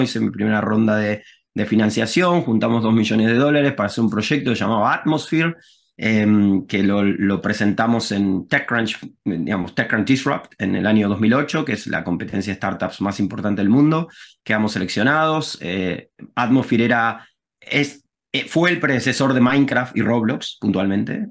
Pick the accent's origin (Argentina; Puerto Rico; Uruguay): Argentina; Rosario, Santa Fe; moved away as an adult; also born or lived in United States; now in Barcelona, Spain; soy de Rosario, Argentina, como Messi y vivo en Barcelona